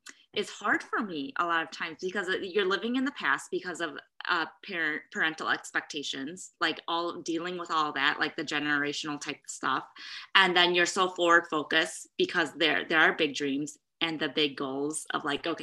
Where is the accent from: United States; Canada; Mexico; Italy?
United States; growing up in America, there's the whole like American dream thing.